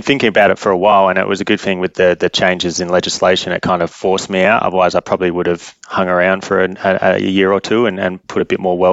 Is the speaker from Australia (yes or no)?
yes; Adelaide, South Australia, Australia; moved away as an adult; also born or lived in London; now in Perth, Australia; I grew up in Adelaide and then moved to Perth with Westpac at the time for a job